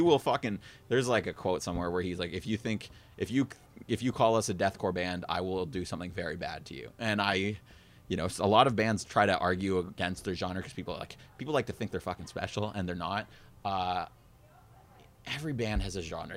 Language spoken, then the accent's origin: English; Kitchener, Ontario, Canada; moved away as an adult; now in Toronto, Canada; I grew up in Kitchener. I moved to Toronto, like, out by Humber five, five or six years ago